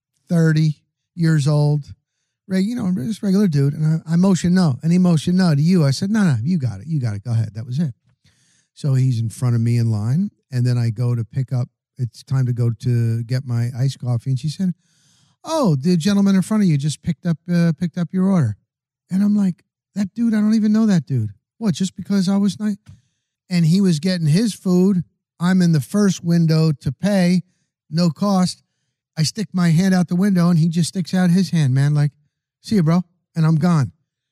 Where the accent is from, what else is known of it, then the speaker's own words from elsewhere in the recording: New Jersey, United States; I'm from New Jersey